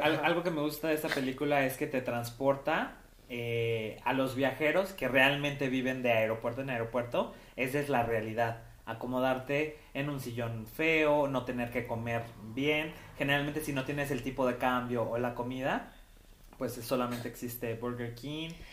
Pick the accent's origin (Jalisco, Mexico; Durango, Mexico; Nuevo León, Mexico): Jalisco, Mexico; Tepatitlán; mi pueblo de Tepa